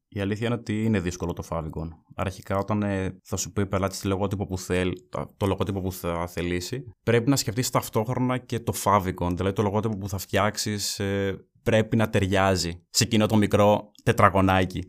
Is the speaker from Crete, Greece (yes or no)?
no; Evropos, Central Macedonia, Greece; also born or lived in Kilkis; Μένω στο Κυλική από το 11 και η καταγωγή μου είναι από τον Εύρωπο Κυλική